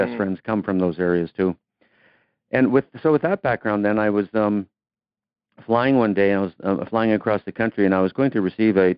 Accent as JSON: {"language": "English", "country": "Canada", "tie": "born or raised there", "said": "I'm a Canadian kid. Played hockey"}